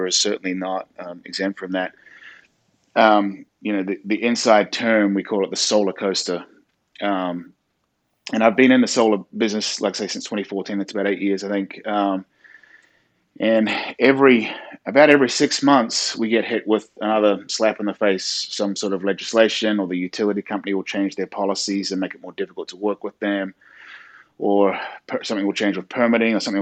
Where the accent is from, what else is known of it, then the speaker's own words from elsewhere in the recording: New Zealand; moved away as an adult; also born or lived in New York City, United States / California, United States; now in South Carolina, United States; I'm originally from New Zealand, and I moved to the States back in 2006, originally to New York City.